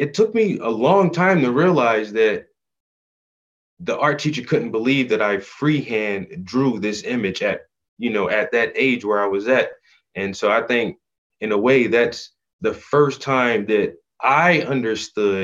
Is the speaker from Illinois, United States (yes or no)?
no; South Carolina, United States; also born or lived in Atlanta, Georgia / Philadelphia, Pennsylvania; we moved back to South Carolina. And that's where I did like the majority and the bulk of my growing up. So I tell everyone that I'm from South Carolina